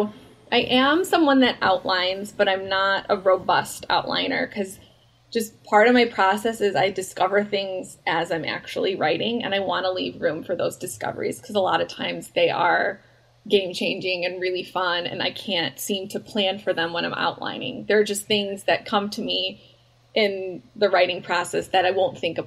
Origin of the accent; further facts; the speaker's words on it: Chicago, Illinois, United States; moved away; I'm from Chicago and I lived there